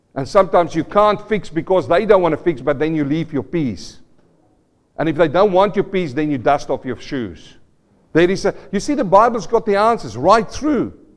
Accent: South Africa; moved away; I come from South Africa, and, and, I remember as a young boy, we were living on the farm, uh, not a farm boy, in a small town next to farms

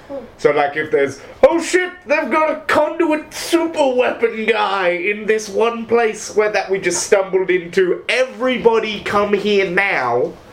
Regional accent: South Africa; Don't know why I talk like this when I'm from South Africa.

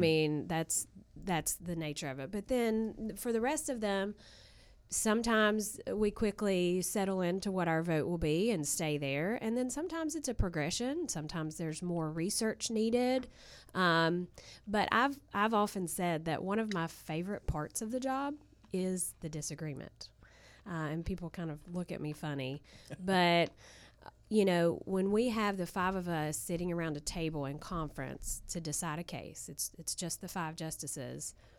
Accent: Southern West Virginia, United States; I'm from Southern West Virginia

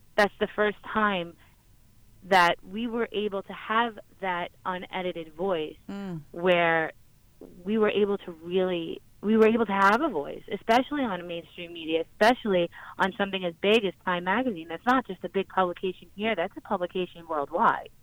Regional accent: New York, United States; I'm from New York

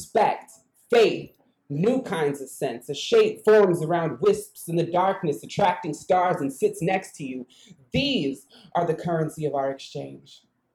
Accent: United States; I'm from an Indian reservation.

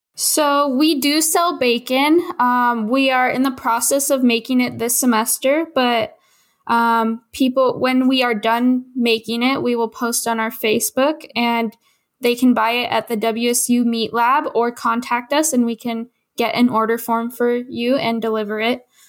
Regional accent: Olympia, Washington, United States; I grew up in Olympia, Washington

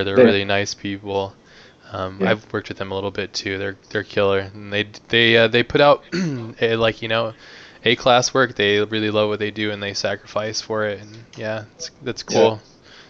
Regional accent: United States; accent: American; my American dialect

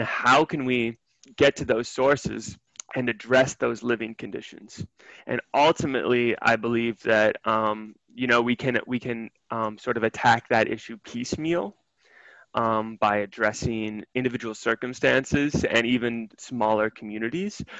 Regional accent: Milwaukee, Wisconsin, United States; my hometown of Milwaukee

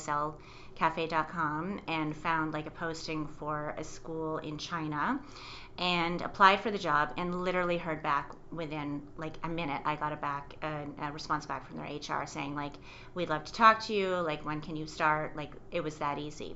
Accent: Chesterville, Ontario, Canada; moved away as an adult; also born or lived in Quebec / Ottawa / Asia; I grew up in rural Ontario, so a really, really small town. The small town was Chesterville, Ontario.

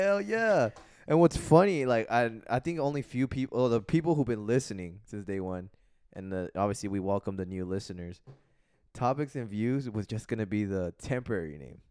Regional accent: Los Angeles, California, United States; I'm from San Fernando Valley

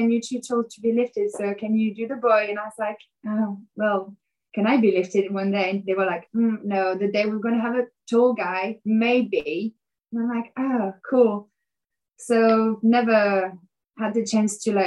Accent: Paris, Île-de-France, France; English is a second language; I grew up in Paris and I started dancing when I was 13

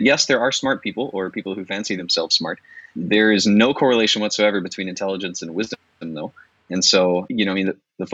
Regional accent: Florida, United States; moved away as an adult; also born or lived in Scotland; a kid from Florida

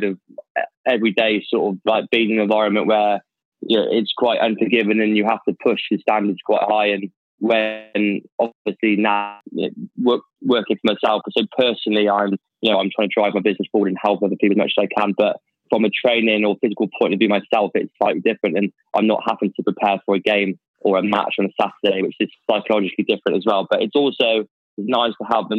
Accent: Hereford, West Midlands, United Kingdom; moved away as an adult; also born or lived in Worcester; now in London, United Kingdom; I'm from Hereford, so West Midlands, born and bred.

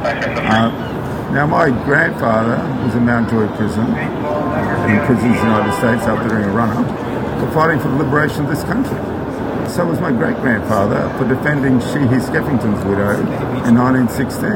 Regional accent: Australia; also born or lived in Ireland; I'm an Australian.

